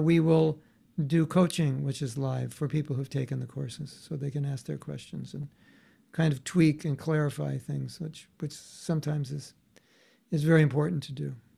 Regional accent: United States; normal young man growing up in America

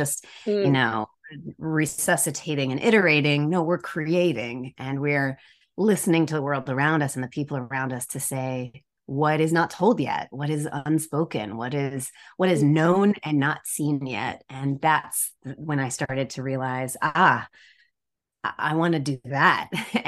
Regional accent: Decatur, Georgia, United States; I grew up outside of Atlanta, Georgia, and Decatur, Georgia.

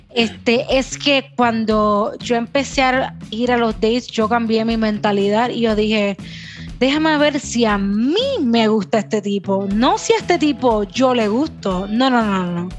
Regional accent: Puerto Rico; first language Spanish; Yo soy bien boricua.

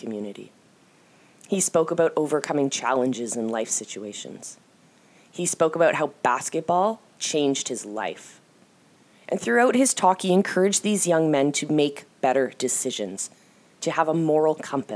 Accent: Toronto, Ontario, Canada; I am proudly from Toronto. I admit, I am a Torontonian.

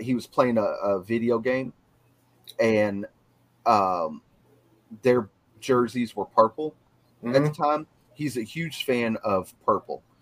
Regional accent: Texas, United States; moved away; I'm originally from Texas

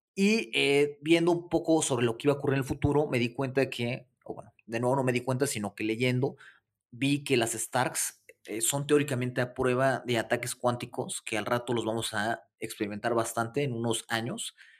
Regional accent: Mexico City, Mexico; soy de la Ciudad de México

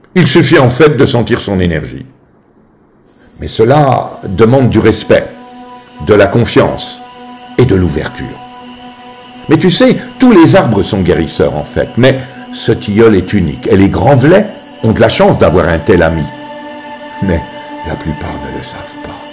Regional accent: Grandvillars, Bourgogne-Franche-Comté, France; Grand Villard est mon village natal

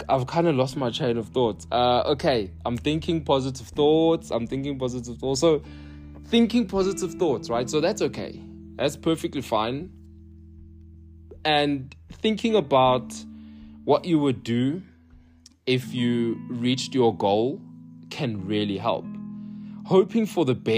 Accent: United Kingdom; accent: British; moved away; my accent, British

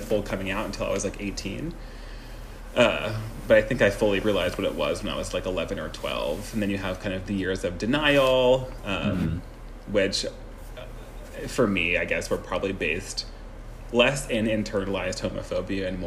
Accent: Seattle, Washington, United States; moved away as an adult; also born or lived in Santa Clara, California / Brooklyn, New York; now in New Orleans, United States; I was born May 19th, 1989 in Seattle, Washington.

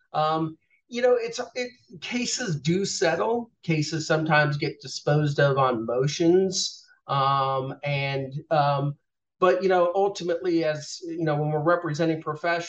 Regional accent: Boynton Beach, Florida, United States; moved away as an adult; also born or lived in the north (US); now in Atlanta, United States; I grew up mostly in South Florida by way of the north, but I've been in Atlanta over half my life at this point

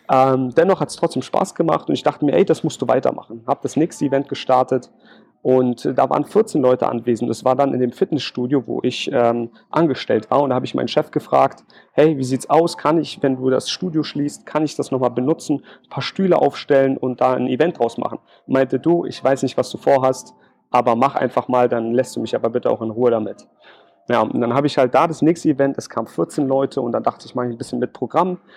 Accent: Berlin, Germany; now in Jena, Germany; bin dann irgendwann nach Thüringen gezogen, in die schöne Stadt Jena. Ich bin eigentlich Berliner. Alle fragen sich jetzt wahrscheinlich, warum zieht man von Berlin nach Jena?

